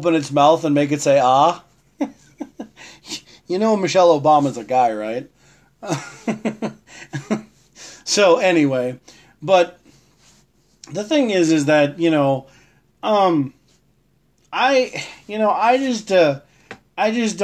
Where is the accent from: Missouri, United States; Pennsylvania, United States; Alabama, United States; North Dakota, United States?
North Dakota, United States; Lamar; also born or lived in Virginia; when I moved from Virginia back to Lamar, I actually had a lot more fun being back in North Dakota